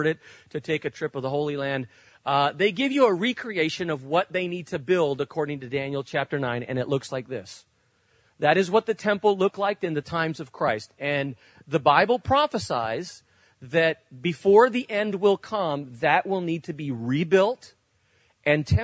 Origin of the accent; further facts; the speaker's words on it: Spain; moved away; When I grew up in Spain